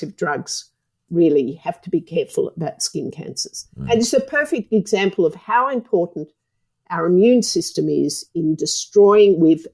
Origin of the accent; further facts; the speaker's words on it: Australia; I'm an Australian